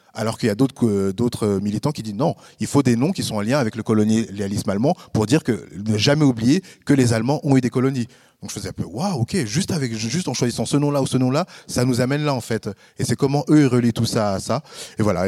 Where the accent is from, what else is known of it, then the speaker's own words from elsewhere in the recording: France; moved away as an adult; now in Switzerland; je suis français